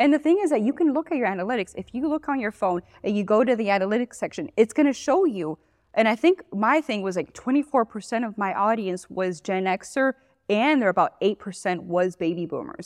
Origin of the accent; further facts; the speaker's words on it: Miami, Florida, United States; moved away as an adult; also born or lived in Gainesville, Florida / Tampa Bay, Florida; now in Johnson City, United States; I'm originally from Florida. I grew up in Miami.